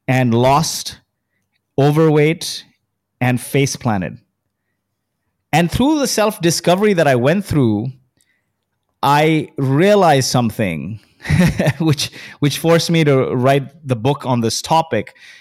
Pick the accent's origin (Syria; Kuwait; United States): Kuwait; now in Dubai, United Arab Emirates; I was born in Kuwait.